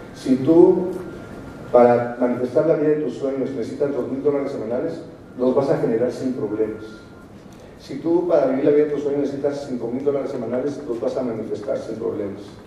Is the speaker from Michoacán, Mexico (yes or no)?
yes; Morelia, Michoacán, Mexico; moved away as an adult; now in Mexico City, Mexico; Yo soy de Morelia, vivo en la Ciudad de México desde hace 26, 27